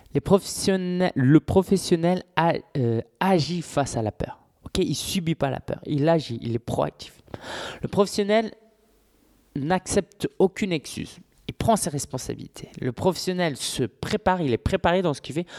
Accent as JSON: {"language": "French", "town": "Paris", "region": "Île-de-France", "country": "France", "tie": "born or raised there", "said": "je suis parisien depuis tout le temps"}